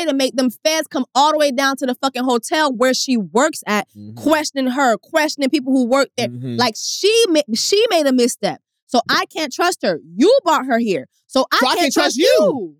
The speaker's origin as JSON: {"language": "English", "town": "Miami", "region": "Florida", "country": "United States", "tie": "born or raised there", "moved": "yes", "said": "I grew up in Miami."}